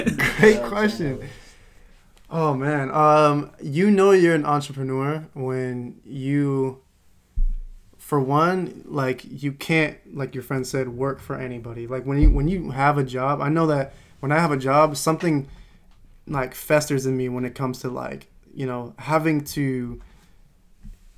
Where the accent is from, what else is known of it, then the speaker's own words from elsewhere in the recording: Modesto, California, United States; I'm coming from Modesto, California